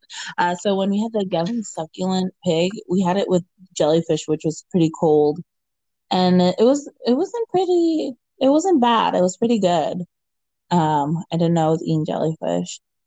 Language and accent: English; Oxnard, California, United States; also born or lived in Camarillo; from Oxnard slash Camarillo from my hometown